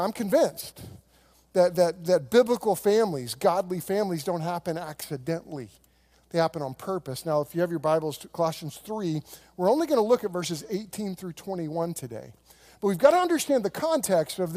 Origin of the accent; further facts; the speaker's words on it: Oklahoma, United States; I grew up on land in Oklahoma that we got in a land run.